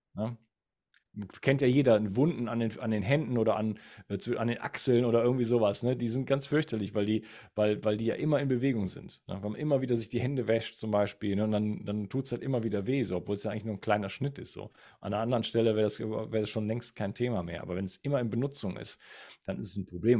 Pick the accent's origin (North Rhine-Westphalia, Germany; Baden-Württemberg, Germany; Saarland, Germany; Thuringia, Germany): North Rhine-Westphalia, Germany; Wuppertal; moved away; ich komme zwar ursprünglich aus Wuppertal